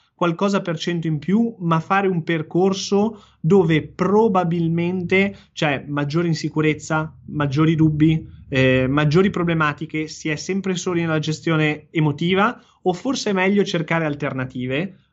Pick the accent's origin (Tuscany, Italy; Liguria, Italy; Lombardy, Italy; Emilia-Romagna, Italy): Liguria, Italy; Genoa; da genovese